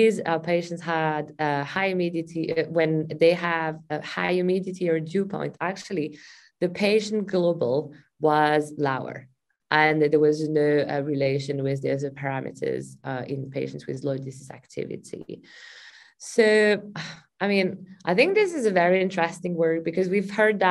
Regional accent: Glasgow, Scotland, United Kingdom; I'm from Glasgow, obviously it rains a lot

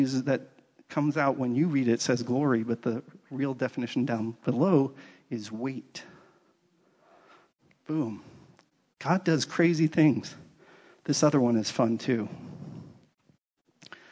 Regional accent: East Coast, United States; moved away; I grew up on the East Coast

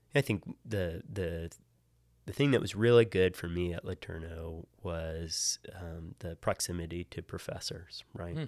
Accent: Hampstead, Maryland, United States; moved away; I grew up in, uh, in Hampstead, Maryland, which is about halfway between Baltimore and Gettysburg

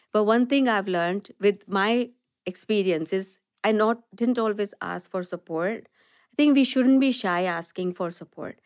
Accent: Delhi, India; moved away as an adult; also born or lived in west of Scotland; now in Scotland, United Kingdom; I'm born and brought up in India, um, and I made, uh, most of my education was there, and I made my journey here to the west of Scotland from very sunny Delhi

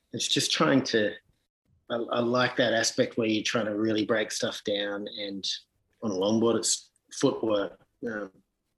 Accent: Sydney, New South Wales, Australia; growing up in Sydney

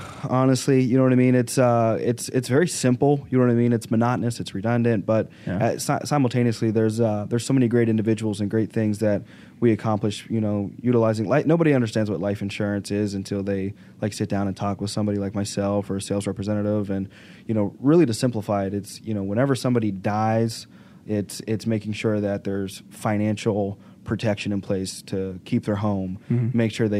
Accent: Arkansas, United States; Arkansas originally.

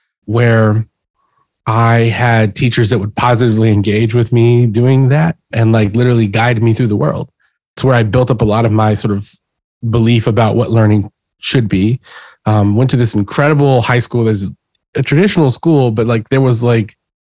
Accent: Houston, Texas, United States; I grew up in Texas and in Houston

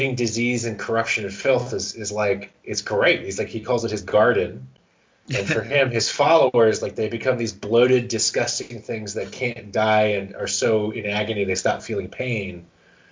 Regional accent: United States; And we are American

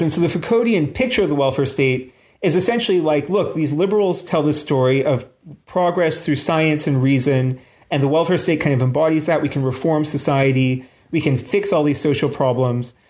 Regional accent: Canada; now in London, United Kingdom; I'm actually Canadian

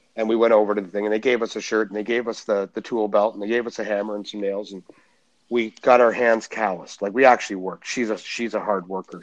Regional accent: Canada; I'm Canadian

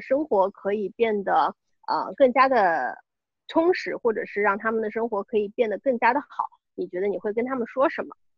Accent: Shanghai, China; 我们都是上海人嘛

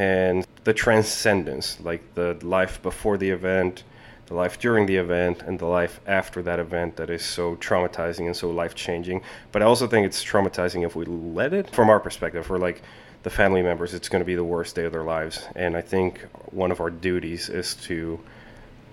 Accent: Colombia; now in United States; I was born and raised in Colombia, in South America

